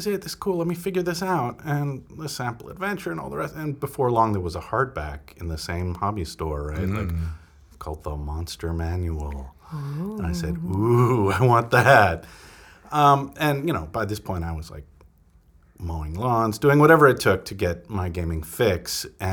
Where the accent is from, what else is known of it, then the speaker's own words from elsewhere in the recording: La Grange, Illinois, United States; moved away; I grew up outside of Chicago, so it was in a suburb there, like LaGrange